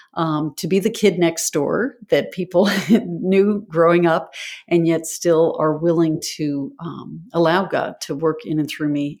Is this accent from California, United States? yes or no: no; Greenwich, Connecticut, United States; I actually grew up in Greenwich, Connecticut